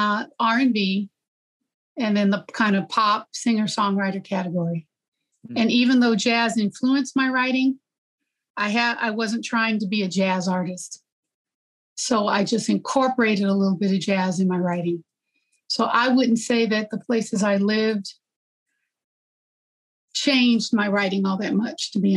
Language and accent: English; Gary, Indiana, United States; moved away as an adult; also born or lived in Western Michigan; now in California, United States; my hometown of Gary